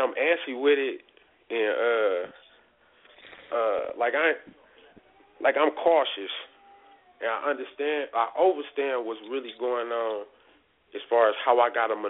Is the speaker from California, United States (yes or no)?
no; Detroit, Michigan, United States; moved away as an adult; now in Colorado, United States; I grew up in Detroit